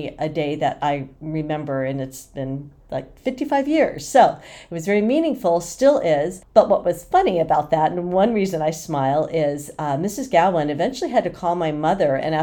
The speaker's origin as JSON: {"language": "English", "town": "Oceanside", "region": "California", "country": "United States", "tie": "born or raised there", "also_born_or_lived": "San Diego, California", "said": "I was born and raised in Oceanside, California"}